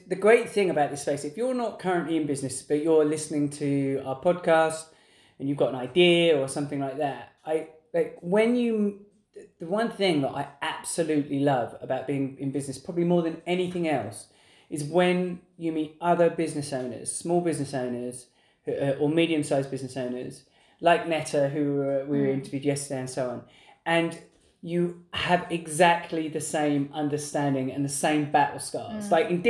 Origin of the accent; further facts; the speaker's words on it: England, United Kingdom; we're English